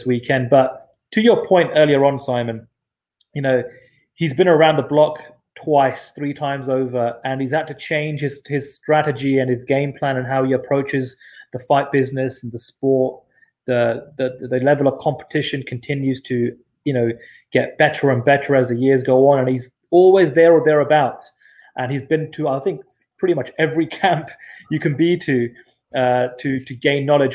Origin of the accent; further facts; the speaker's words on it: Southall, London, United Kingdom; where I grew up in Southall